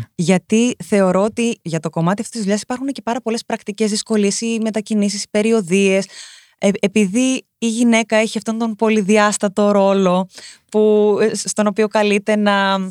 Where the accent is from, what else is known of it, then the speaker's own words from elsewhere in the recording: Rhodes, South Aegean, Greece; γεννήθηκα και μεγάλωσα στη Ρόδο.